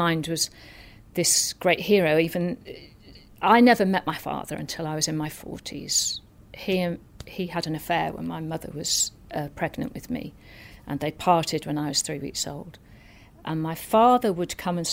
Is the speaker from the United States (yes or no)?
no; North Wales, United Kingdom; I grew up in North Wales, a tiny town in North Wales.